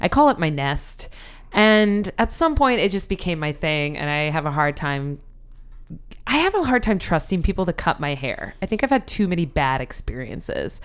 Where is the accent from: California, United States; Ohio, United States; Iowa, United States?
Iowa, United States; Sioux City; moved away as an adult; now in Philadelphia, United States; We're both from Sioux City, Iowa